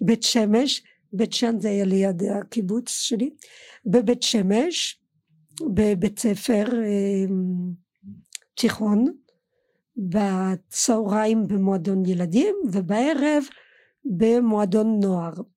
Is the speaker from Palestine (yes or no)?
no; Colmar, Grand Est, France; Hebrew is a second language; moved away as an adult; now in Israel; גדלתי עד שעליתי לארץ גדלתי בקולמר